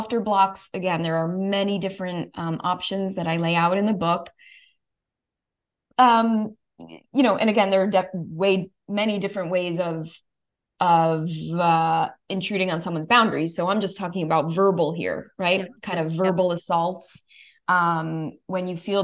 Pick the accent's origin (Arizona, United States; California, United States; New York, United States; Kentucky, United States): New York, United States; being a New Yorker